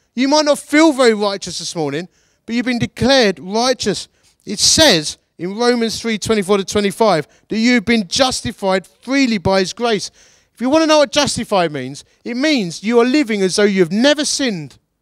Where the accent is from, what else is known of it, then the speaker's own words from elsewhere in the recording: Essex, East of England, United Kingdom; now in Derbyshire, United Kingdom; I'm from Essex. We're proper grumpy about everything all the time